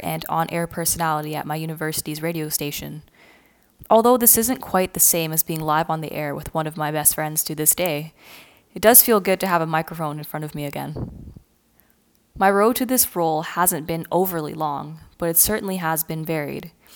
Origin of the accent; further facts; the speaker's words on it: Ontario, Canada; I'm actually born and raised in Canada, and I've always lived within two to three hours of Toronto